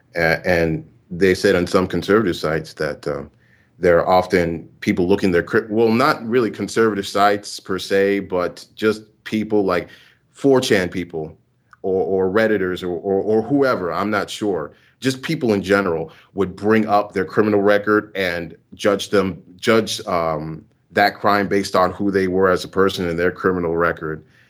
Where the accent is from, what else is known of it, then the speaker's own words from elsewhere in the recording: Houston, Texas, United States; now in Louisiana, United States; I was born in Houston, Texas, but I'm in a university in Louisiana